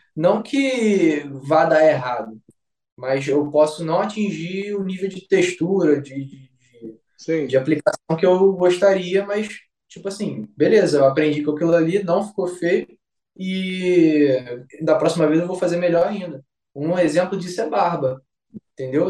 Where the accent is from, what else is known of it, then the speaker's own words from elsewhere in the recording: Rio de Janeiro, Brazil; sou aqui de Vila Valqueira, Rio de Janeiro